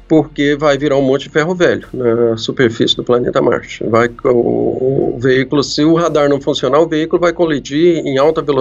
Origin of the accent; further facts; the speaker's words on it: Brazil; Olha, é claro, eu sou brasileiro, né?